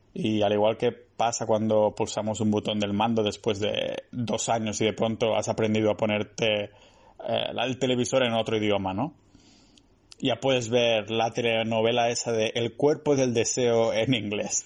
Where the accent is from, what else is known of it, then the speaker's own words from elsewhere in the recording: a village near Barcelona, Catalonia, Spain; moved away; mi pueblo cerca de, de Barcelona